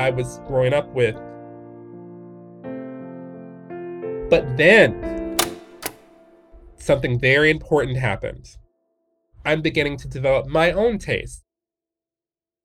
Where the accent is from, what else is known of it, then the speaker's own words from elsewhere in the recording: Detroit, Michigan, United States; moved away; I'm from Detroit, Michigan originally